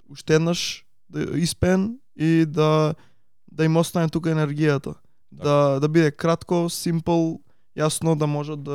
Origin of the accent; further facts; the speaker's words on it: Veles, North Macedonia; јас сум од Велес